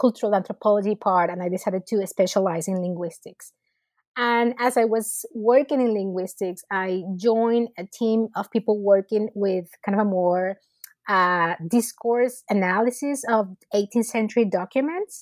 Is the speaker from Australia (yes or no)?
no; Venezuela; moved away; So I was born and raised in Venezuela, and I did my undergrad studies at the Universidad Central in Caracas.